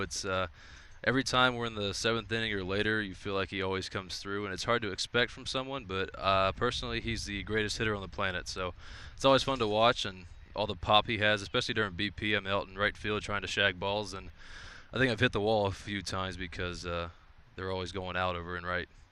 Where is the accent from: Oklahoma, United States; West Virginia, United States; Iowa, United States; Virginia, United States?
Oklahoma, United States; Oklahoma City; it's pretty close to home for me in Oklahoma City